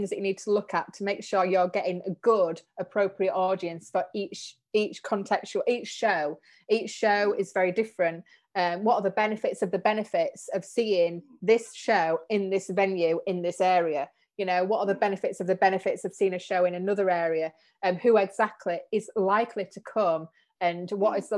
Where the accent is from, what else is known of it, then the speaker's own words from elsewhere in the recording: Leeds, Yorkshire, United Kingdom; but it's like, hey, we're, we're from Leeds and you're from Manchester.